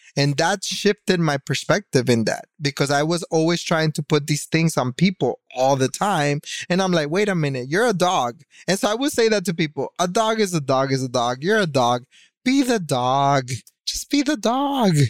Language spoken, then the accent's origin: English; Miami, Florida, United States; I'm still from Miami.